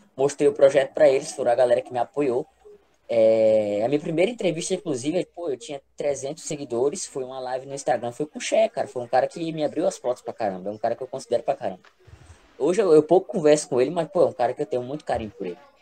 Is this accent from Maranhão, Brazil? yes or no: yes; Brejinho, Maranhão, Brazil; also born or lived in Teresina / Goiânia / Timon; eu nasci em Teresina, mas fui, fui criado em um interiorzinho no Maranhão, chamado Brejinho